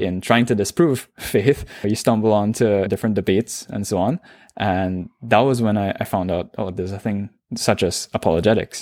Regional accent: Trinidad & Tobago; accent: Trinidadian; moved away as an adult; now in Toronto, Canada; I'm born and raised in Trinidad and Tobago

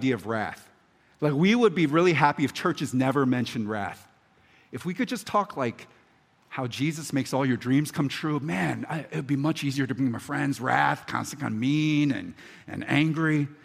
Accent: Philadelphia, Pennsylvania, United States; now in Baltimore, United States; I'm from Philadelphia, and I'm now, obviously, I'm a homer in Baltimore.

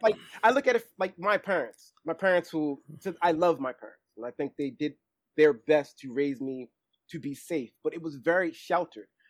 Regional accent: Baltimore, Maryland, United States; I knew fashion was something big growing up in Baltimore

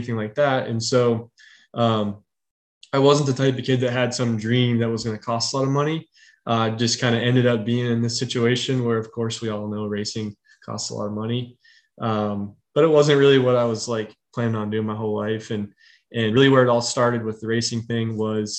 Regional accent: Northern West Virginia, United States; now in Charlotte area, United States; I'm from Northern West Virginia, right where the state is like 13 miles wide.

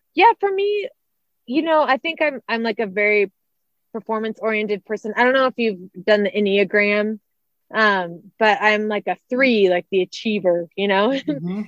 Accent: Santa Rosa, California, United States; moved away; also born or lived in Arizona; I grew up in Santa Rosa, um, California, so Northern California

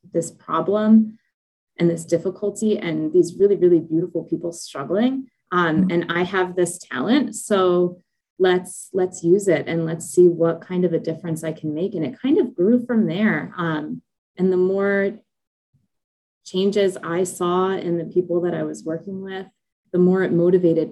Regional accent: Ocean County, New Jersey, United States; I grew up in Ocean County

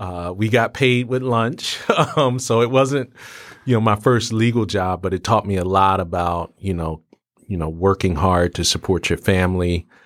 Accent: Philadelphia, Pennsylvania, United States; growing up in Philly, uh, you know, in the seventies

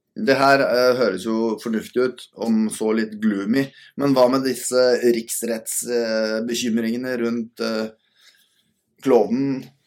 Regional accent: Norway; som min fornuftige nordmann som er

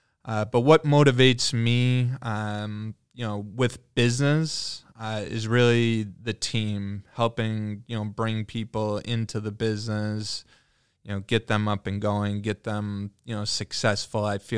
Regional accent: New Hampshire, United States; born there; now in Michigan, United States; For me personally, I've lived in a few different places than just Michigan. I was born in New Hampshire.

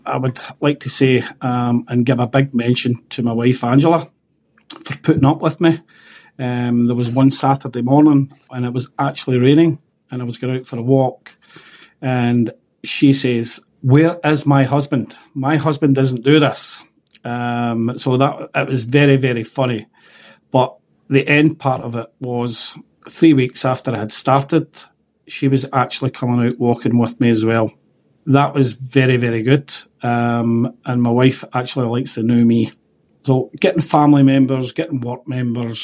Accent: Coatbridge, Scotland, United Kingdom; I'm from Coatbridge

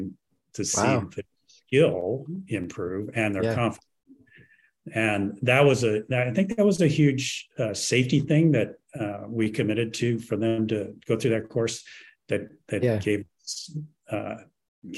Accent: Los Angeles, California, United States; I grew up in Los Angeles

